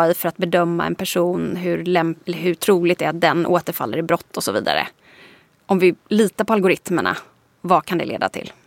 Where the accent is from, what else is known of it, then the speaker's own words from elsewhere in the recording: Småland, Sweden; moved away; also born or lived in Lund; Nu är jag uppvuxen i liksom, entreprenörs Småland.